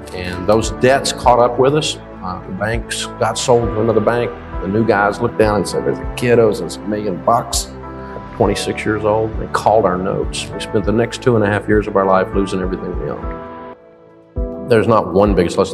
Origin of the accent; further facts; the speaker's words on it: Antioch, Tennessee, United States; I grew up over in Antioch, Tennessee